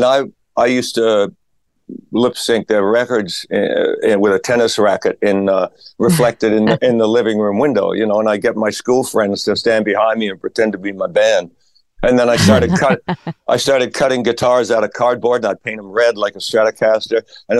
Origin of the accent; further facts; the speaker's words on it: Australia; also born or lived in various places in Australia; I'm from Australia originally. My dad was in the Australian Army.